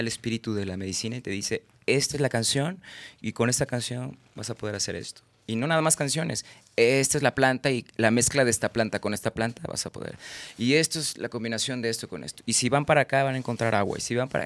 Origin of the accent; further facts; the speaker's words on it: Guadalajara, Jalisco, Mexico; also born or lived in Villahermosa, Tabasco, Mexico; Yo nací en Villahermosa, Tabasco, registrado en Mérida y soy de Guadalajara